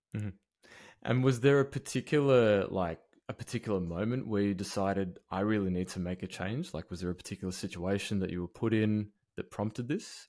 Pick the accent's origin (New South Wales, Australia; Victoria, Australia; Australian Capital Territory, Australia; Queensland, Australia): Victoria, Australia; Melbourne; my hometown of Melbourne